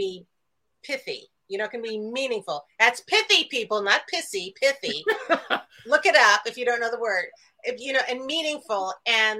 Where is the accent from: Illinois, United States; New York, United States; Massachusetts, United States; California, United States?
Illinois, United States; near Highland Park; close to my hometown, close to where I live